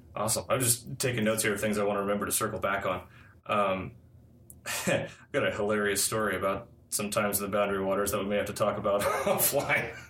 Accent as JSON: {"language": "English", "town": "Minneapolis", "region": "Minnesota", "country": "United States", "tie": "born or raised there", "said": "I grew up in the Twin Cities as well"}